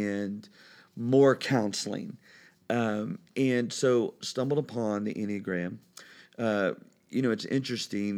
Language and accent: English; Brookville, Indiana, United States; I am a native Hoosier. I, I, uh, was born and raised in Brookville, Indiana, which is about forty-five minutes west of Cincinnati